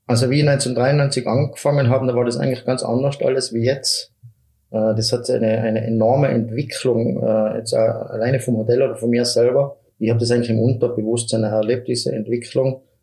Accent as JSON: {"language": "German", "town": "Mieming", "region": "Tyrol", "country": "Austria", "tie": "born or raised there", "said": "Mirming ist meine Heimat, ich habe meine Freunde"}